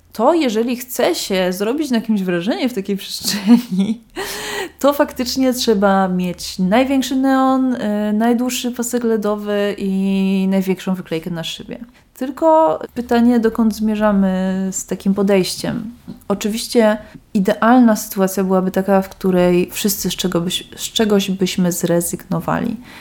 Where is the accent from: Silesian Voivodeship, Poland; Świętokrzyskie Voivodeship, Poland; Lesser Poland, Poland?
Lesser Poland, Poland; Kraków; now in Wrocław, Poland; Ja nie jestem wrocławianką oryginalnie, pochodzę z Krakowa